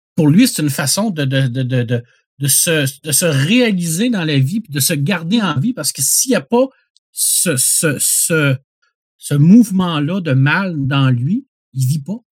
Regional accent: Quebec, Canada; notre éducation en tant que Québécois, Québécoise, qui ont des racines dans, la chrétienté

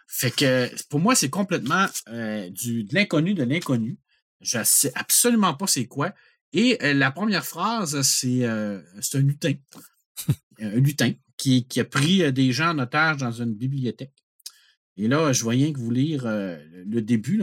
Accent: Quebec, Canada; en tant que Québécois

